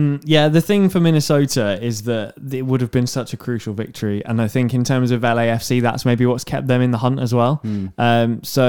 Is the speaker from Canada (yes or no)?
no; United Kingdom; I'm British